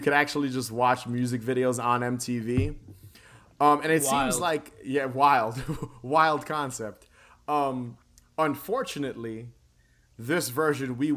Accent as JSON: {"language": "English", "region": "New York", "country": "United States", "said": "we're from New York"}